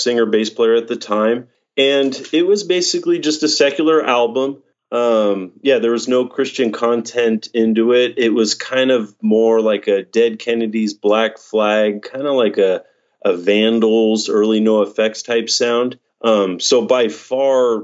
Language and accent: English; Fallbrook, California, United States; growing up in Fallbrook